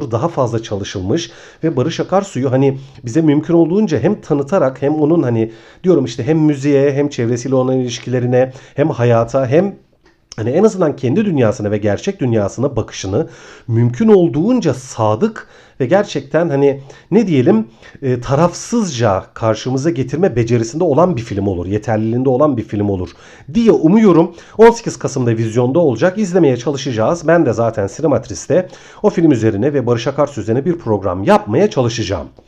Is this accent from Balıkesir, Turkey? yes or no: yes; Ayvalık, Balıkesir, Turkey; now in Istanbul, Turkey; Hani benim için önemine ben aslında Ayvalıklıyım. 11 yıl kadar önce İstanbul'a taşındım.